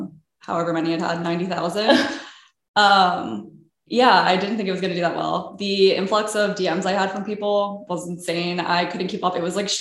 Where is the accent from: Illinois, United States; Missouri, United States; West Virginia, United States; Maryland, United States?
Maryland, United States; Baltimore; moved away as an adult; now in Philadelphia, United States; I'm originally from Baltimore